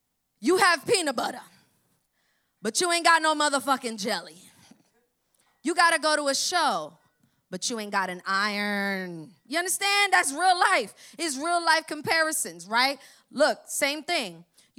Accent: Florida, United States; Now, I'm from Broward. I'm from way up north, right? That's where I'm traveling from today. And the 954, right?

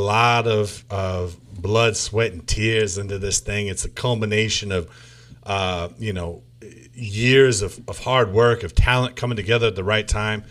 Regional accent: New England, United States; we're from the Northeast, we're from New England

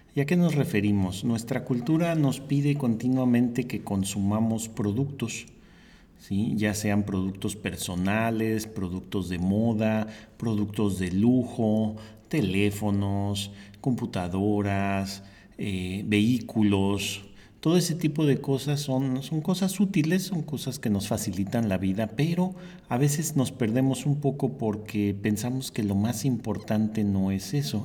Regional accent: Mexico City, Mexico; moved away; yo vengo de la Ciudad de México

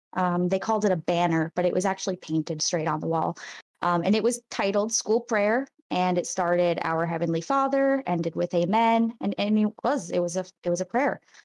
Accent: Rhode Island, United States; I'm from Rhode Island, which people don't think of being a conservative place, but it's very Catholic

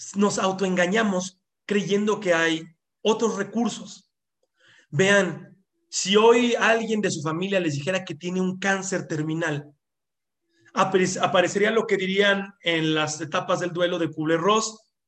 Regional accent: Mexico; en México y en gran parte de nuestra cultura

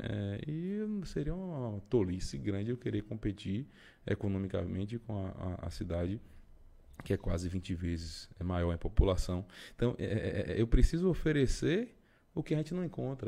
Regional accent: Bahia, Brazil; eu sou baiano

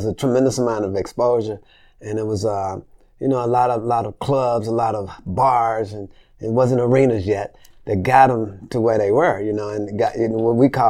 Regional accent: Memphis, Tennessee, United States; moved away as an adult; also born or lived in Los Angeles, California / Chicago / New York / Nashville; I grew up in Memphis. You know, I was born in L.A., but I grew up in Memphis.

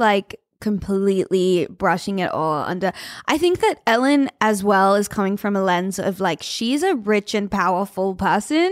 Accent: Australia; As an Australian

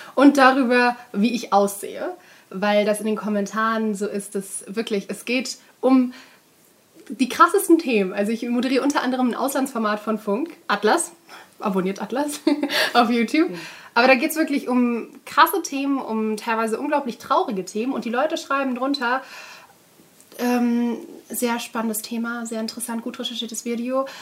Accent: Duisburg, North Rhine-Westphalia, Germany; now in Cologne, Germany; ich bin in Duisburg aufgewachsen

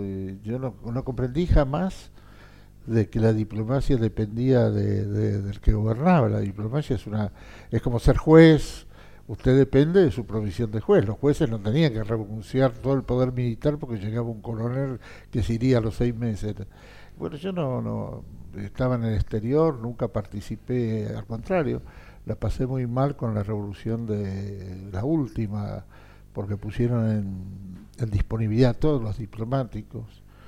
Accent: Argentina

